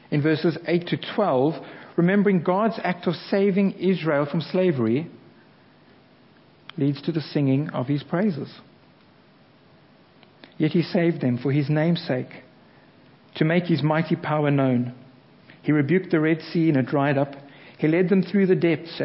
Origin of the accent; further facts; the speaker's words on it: South Africa; now in England; as a South African